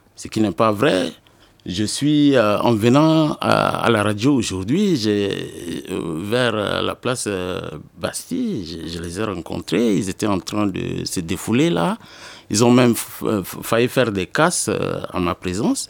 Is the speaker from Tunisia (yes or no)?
no; N'Djamena, Chad; je suis né le 2 août 1974 à N'Djamena, c'est la capitale du Tchad.